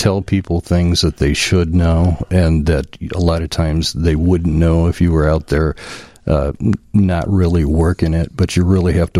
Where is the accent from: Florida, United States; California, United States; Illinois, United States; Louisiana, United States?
Illinois, United States; Winchester; I grew up in a small town in Winchester, Illinois. It's about 60 miles west of Springfield